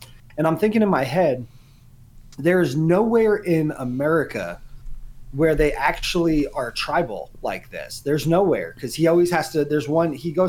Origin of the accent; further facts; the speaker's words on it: United States; As an American